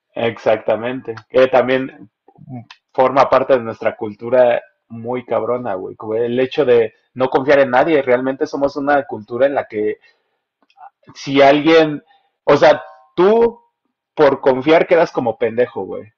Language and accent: Spanish; Mexico; somos los mexicanos